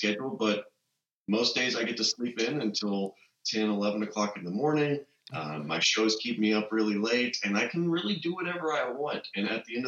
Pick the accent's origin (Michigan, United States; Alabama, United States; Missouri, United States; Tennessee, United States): Tennessee, United States; Mount Juliet; also born or lived in Nashville, Tennessee; the town that I grew up in Mount Juliet, which is, again, one of the suburbs here of Nashville.